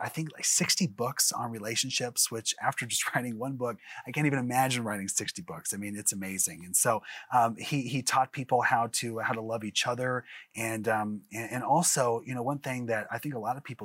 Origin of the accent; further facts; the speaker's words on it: Springfield, Missouri, United States; I'm from Springfield, Missouri, and I'm actually a broadcaster out there